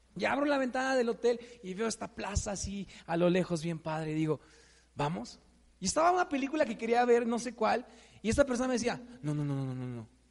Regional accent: Mexico; típico mexicano

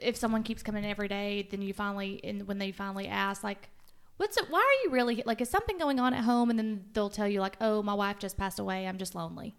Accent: Winchester, Tennessee, United States; also born or lived in Huntsville, Alabama; I went back to my hometown, Winchester, and worked for a year

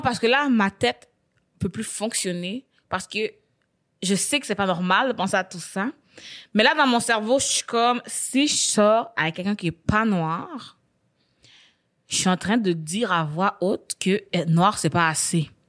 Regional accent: Quebec, Canada; je suis née au Québec

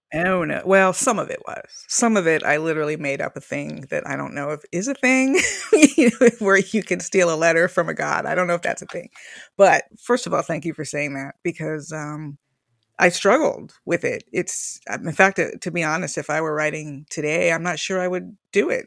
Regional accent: Miami, Florida, United States; moved away as an adult; also born or lived in Longview, Washington; I was from Miami, which is a very cosmopolitan and lively city

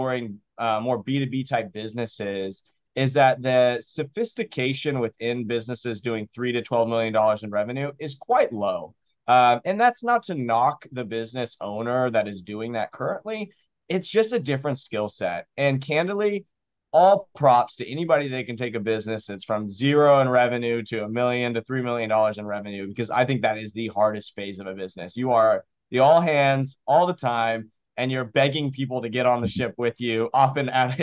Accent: Austin, Texas, United States; I am a first generation American born and raised in Austin, Texas.

